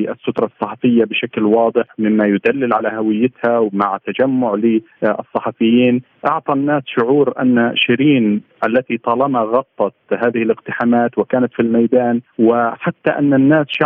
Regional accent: Palestine; نحن نؤكد كفلسطينيين وكصحفيين فلسطينيين

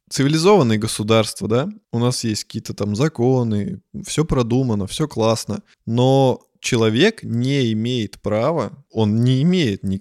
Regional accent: Germany; born there; Я родился в Германии. Я не стал гражданином Германии, потому что у меня родители граждане России.

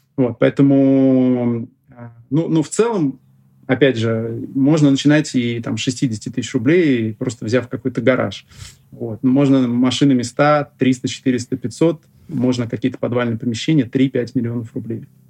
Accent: Russia; я родился сам в России, здесь всю жизнь живу

